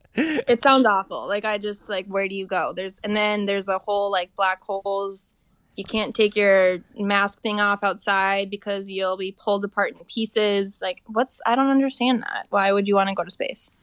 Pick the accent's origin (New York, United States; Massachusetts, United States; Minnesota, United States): Minnesota, United States; Little Falls; moved away; also born or lived in Moorhead, Minnesota; I am from Little Falls, Minnesota